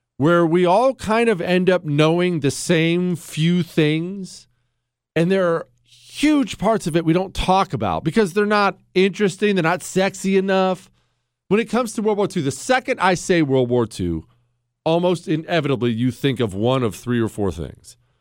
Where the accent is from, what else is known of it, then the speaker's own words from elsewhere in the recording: Montana, United States; also born or lived in Ohio; I moved to Montana when I was ten